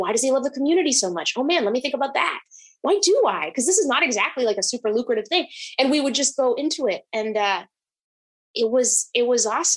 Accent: New Hampshire, United States; also born or lived in Monterrey, Mexico; now in Seattle, United States; I was born in Mexico. I came to the States with my family when I was 6. And then pretty soon we moved to New Hampshire

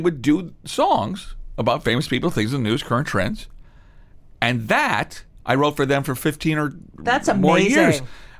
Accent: Midwest, United States; being from the Midwest

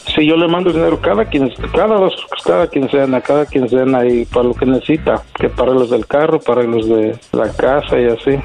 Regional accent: Mexico; yo soy de San Luis

